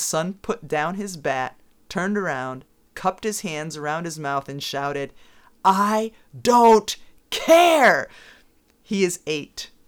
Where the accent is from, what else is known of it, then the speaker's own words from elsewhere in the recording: Southwick, Massachusetts, United States; the town where I grew up, Southwick, Massachusetts